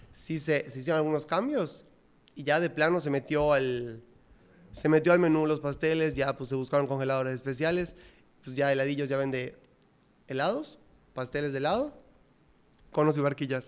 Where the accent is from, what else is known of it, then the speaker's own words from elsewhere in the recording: Mérida, Yucatán, Mexico; yo soy de Mérida, no, no, nada que ver con México